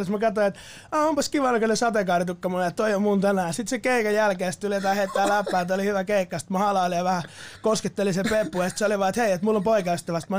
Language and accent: Finnish; Askola, Uusimaa, Finland; moved away as an adult; also born or lived in Vaasa; now in Helsinki, Finland; mä oon alun perin syntynyt Vaasassa ja tota, sit nuorena seitsemänvuotiaana mä muutin Porvoon viereiseen semmoiseen pieneen kylään nimeltä Askola ja Askola. siellä mä kasvoin mun nuoruuden pitkälti.